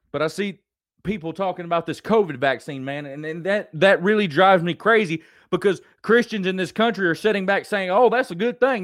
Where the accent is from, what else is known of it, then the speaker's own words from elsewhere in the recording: United States; as an American, as Americans